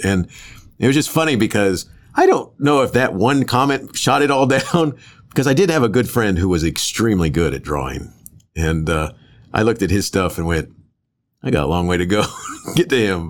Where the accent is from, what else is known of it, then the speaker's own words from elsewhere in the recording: Florida, United States; I grew up in Florida